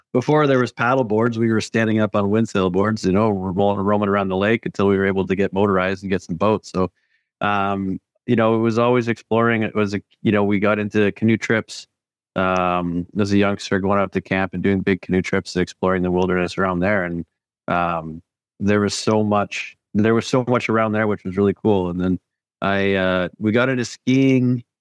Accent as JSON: {"language": "English", "town": "Parry Sound", "region": "Ontario", "country": "Canada", "tie": "born or raised there", "moved": "yes", "lives_now": "West Coast, Canada", "said": "I grew up northern, a couple hours north of Toronto in Perry Sound"}